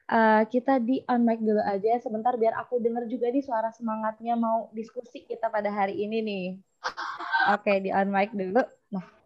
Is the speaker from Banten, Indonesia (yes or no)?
no; Bogor, West Java, Indonesia; Saya merupakan brand ambassador IM Community Batch 1 dan saya berasal dari Kota Bogor.